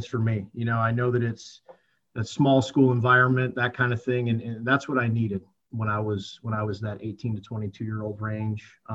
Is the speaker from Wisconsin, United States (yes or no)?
yes; Whitewater, Wisconsin, United States; also born or lived in South Florida; now in Peoria, United States; grew up in Whitewater most of my life